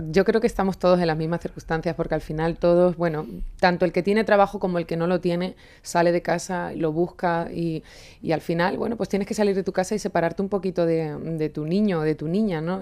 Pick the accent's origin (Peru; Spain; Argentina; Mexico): Spain; Extremadura; moved away; conforme llevo más tiempo fuera de mi Extremadura y de mi pueblo